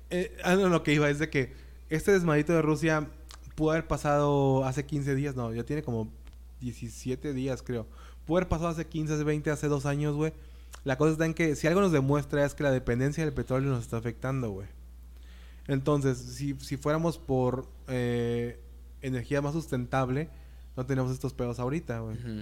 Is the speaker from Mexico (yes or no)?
yes; Mexico; somos mexicanos